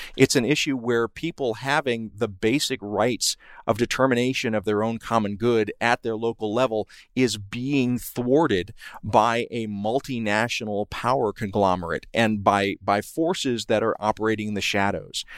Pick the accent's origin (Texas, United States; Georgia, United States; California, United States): Georgia, United States; Columbus; I grew up in Columbus, Georgia